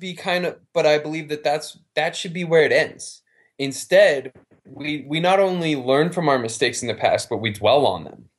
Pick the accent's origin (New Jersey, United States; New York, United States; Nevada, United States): Nevada, United States; Reno; also born or lived in Las Vegas; I'm from Reno, I live in Reno